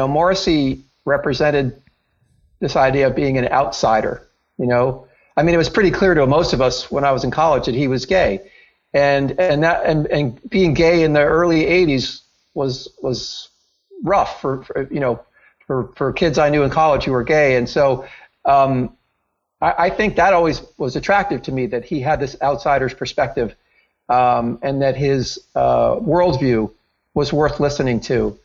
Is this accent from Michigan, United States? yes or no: no; Princeton, New Jersey, United States; I grew up in Princeton, New Jersey